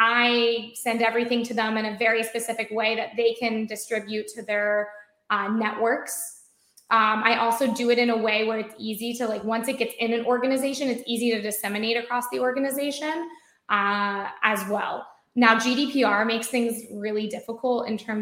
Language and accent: English; United States; I work for an Israeli company, I'm American. I think my accent gives me away so much